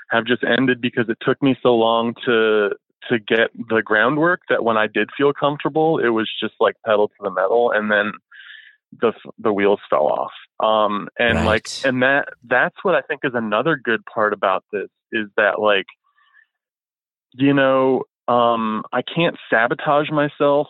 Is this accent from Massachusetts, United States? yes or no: no; Florida, United States; moved away; I'm from Florida originally